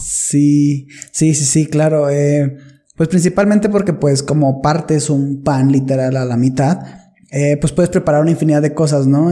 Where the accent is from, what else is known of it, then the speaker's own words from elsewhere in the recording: northern Mexico, Mexico; yo nací en una ciudad en, el norte, muy, muy norte de México